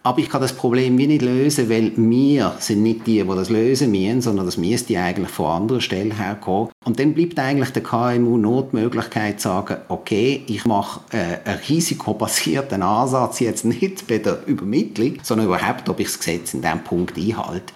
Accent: Switzerland; bei uns in der Schweiz

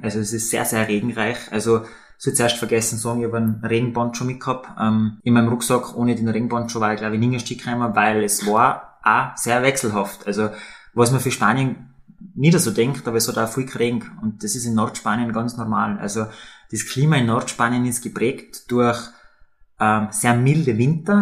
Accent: Tyrol, Austria; als Tiroler

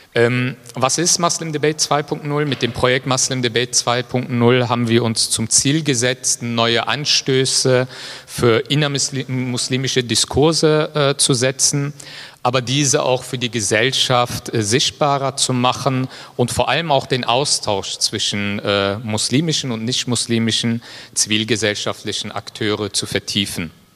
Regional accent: Leverkusen, North Rhine-Westphalia, Germany; als gebürtiger Leverkusener

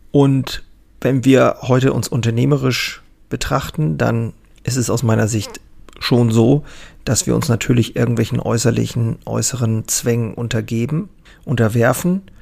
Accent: Germany; hier bei uns in Deutschland

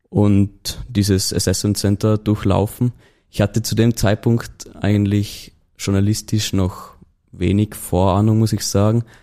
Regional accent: Tyrol, Austria; Also wie man vielleicht unschwer in dem Laufe der Folge noch hören wird, komme ich aus Tirol.

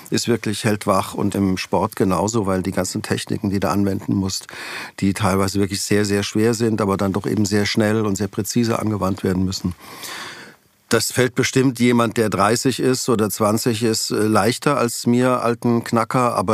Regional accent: Weinheim, Baden-Württemberg, Germany; born there; Genau, ich bin gebürtig in Weinheim an der Bergstraße.

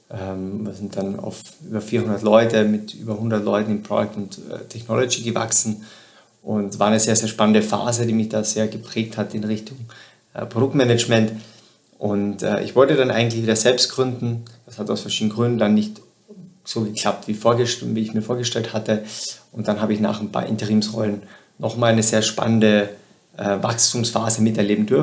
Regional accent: southern Austria, Austria; Ich komme ursprünglich aus Südösterreich, und habe während der Schule schon begonnen mit Webentwicklung und Webdesign

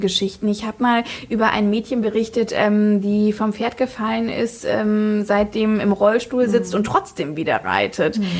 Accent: Fritzlar, Hesse, Germany; also born or lived in Kassel / Munich; wurde ich in Fritzlar geboren, ja. also ich bin so richtige Nordhessin

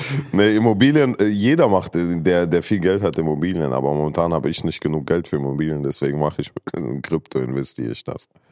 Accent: Saarland, Germany; moved away; ich bin ja im Saarland groß geworden

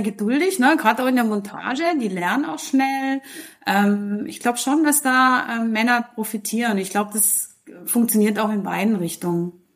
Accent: Switzerland; die wir hier bei uns in der Schweiz haben

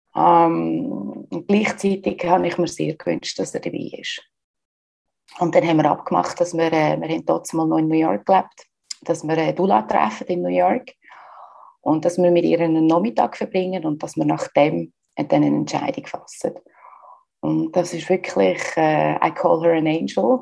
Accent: Switzerland; accent: Swiss German; moved away as an adult; also born or lived in United States; now in Barcelona, Spain; Ich bin ursprünglich aus der Schweiz. Ich lebe aber seit längerer Zeit im Ausland. Das gehört mir auch so ein bisschen an meinem Schweizerdeutsch

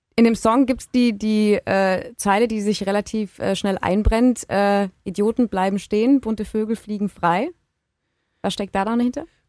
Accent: Baden-Württemberg, Germany; bei uns in Baden-Württemberg

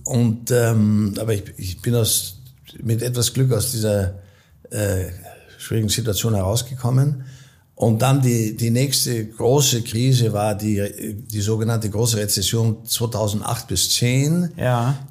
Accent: Austria; moved away as an adult; also born or lived in Munich; now in United States; ich bin österreichischer Provenienz, ich bin in Österreich aufgewachsen

